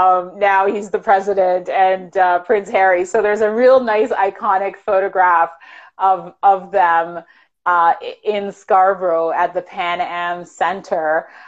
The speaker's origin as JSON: {"language": "English", "country": "Jamaica", "said": "I'm from Jamaica, so of course I know where all of the Jamaican food is."}